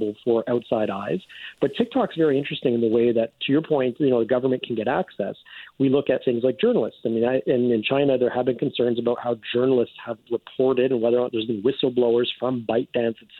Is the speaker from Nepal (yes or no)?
no; Canada; as a Canadian traveling to the United States